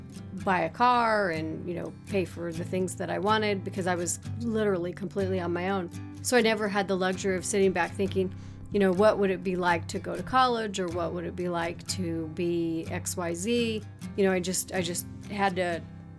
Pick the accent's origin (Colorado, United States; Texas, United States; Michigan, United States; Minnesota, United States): Colorado, United States; Littleton; A Colorado native. Doesn't happen very often. I grew up in Littleton, and actually, I guess it's called Greenwood Village now